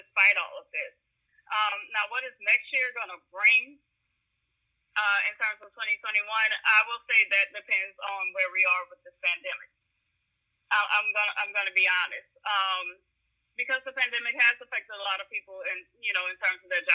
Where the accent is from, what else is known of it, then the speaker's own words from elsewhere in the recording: New Orleans, Louisiana, United States; I grew up in the East. So I can tell you, living in the East now